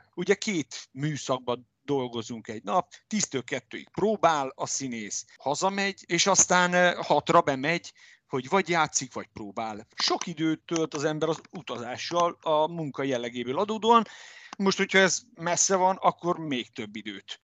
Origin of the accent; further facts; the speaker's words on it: Debrecen, Hajdú-Bihar, Hungary; also born or lived in Budapest; én meg itt születtem, itt nőttem föl, és itt érettségiztem